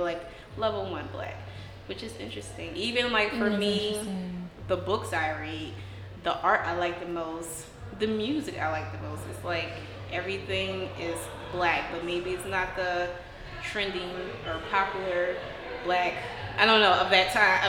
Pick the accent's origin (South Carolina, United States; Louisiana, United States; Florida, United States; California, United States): Louisiana, United States; New Orleans; just because I'm from the Ninth Ward doesn't mean I have to be of the Ninth Ward.